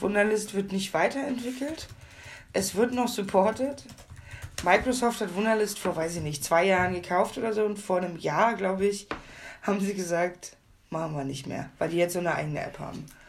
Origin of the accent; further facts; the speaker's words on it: Hamburg, Germany; ich komme ja aus Hamburg